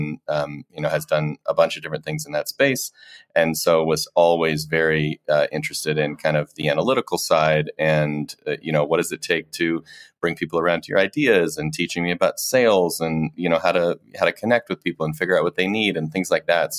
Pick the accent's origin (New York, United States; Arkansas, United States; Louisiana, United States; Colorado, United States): Colorado, United States; moved away; also born or lived in Ohio / St. Louis, Missouri; So I was born in Ohio, did a tour of duty in St. Louis, Missouri, and then grew up for the most part in Colorado